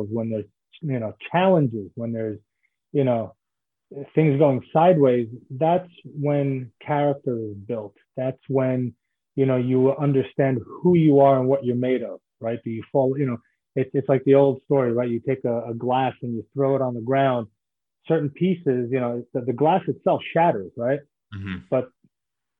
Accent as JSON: {"language": "English", "town": "New York City", "region": "New York", "country": "United States", "tie": "born or raised there", "also_born_or_lived": "New Jersey / Israel", "moved": "as an adult", "lives_now": "Florida, United States", "said": "I was born in Brooklyn, New York, and grew up in Brooklyn and then in Manhattan as well"}